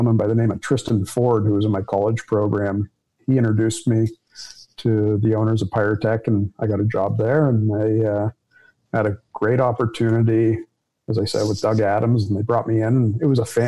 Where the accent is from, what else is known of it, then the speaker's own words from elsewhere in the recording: Toronto, Ontario, Canada; I grew up in a family business that my family was either florists or law enforcement in Toronto